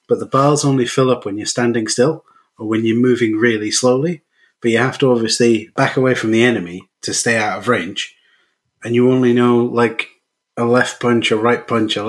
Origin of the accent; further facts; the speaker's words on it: United Kingdom; I'm British